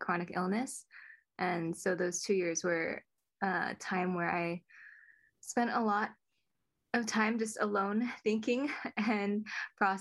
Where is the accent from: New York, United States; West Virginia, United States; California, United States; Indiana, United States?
California, United States; Cupertino; now in San Jose, United States; I grew up in Cupertino as an only child with a single mom.